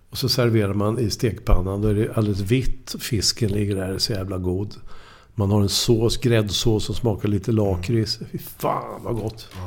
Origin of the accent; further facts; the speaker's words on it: Linköping, Östergötland, Sweden; Jag kommer ju från Linköping. Jag var ju HFF-are eller, mm. eller, eller Snoka, Norrköping och sådär.